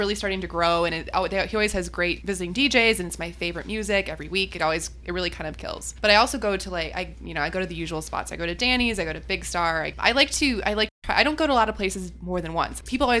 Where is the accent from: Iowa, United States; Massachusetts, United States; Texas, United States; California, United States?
Iowa, United States; now in Chicago, United States; I'm from Iowa